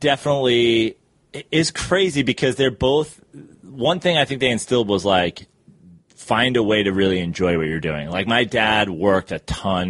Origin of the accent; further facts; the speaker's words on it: Katonah, New York, United States; also born or lived in Greenwich, Connecticut; I was born in New York City and then uh, grew up in Westchester